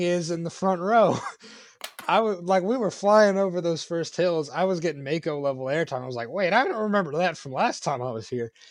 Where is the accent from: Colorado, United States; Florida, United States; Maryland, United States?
Florida, United States; my home state of Florida